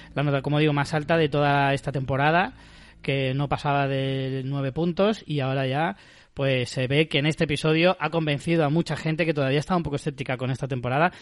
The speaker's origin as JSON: {"language": "Spanish", "country": "Spain", "said": "nosotros en España"}